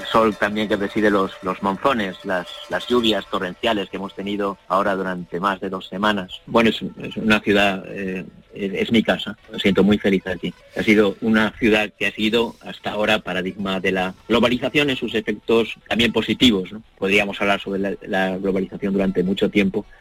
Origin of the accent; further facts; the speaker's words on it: Madrid, Community of Madrid, Spain; moved away; also born or lived in Hong Kong; un español, eh, nacido y criado en Madrid, con cuatro abuelos andaluces